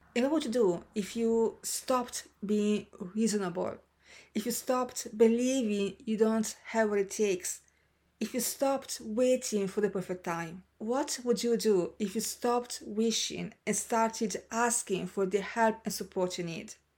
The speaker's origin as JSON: {"language": "English", "country": "Senegal", "tie": "born or raised there", "moved": "as an adult", "said": "Senegal, my hometown"}